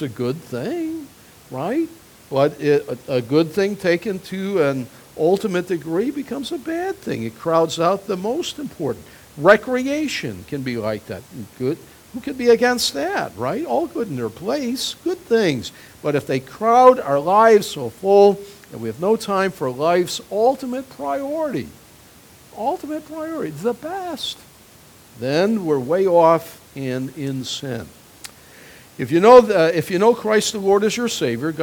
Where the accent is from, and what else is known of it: United States